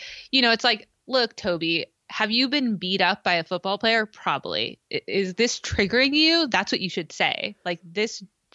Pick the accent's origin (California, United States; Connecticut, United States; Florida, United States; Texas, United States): California, United States; I mean, we're from California